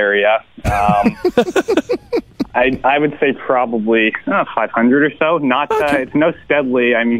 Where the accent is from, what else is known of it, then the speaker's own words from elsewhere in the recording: Barrington Passage, Nova Scotia, Canada; moved away as an adult; now in Ottawa, Canada; I'm from a very small town in Nova Scotia.